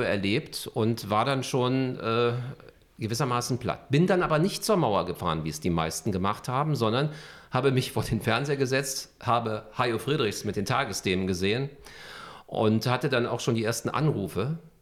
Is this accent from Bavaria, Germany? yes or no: no; Berlin, Germany; Also Westend, äh, Charlottenburg ist natürlich so meine Heimat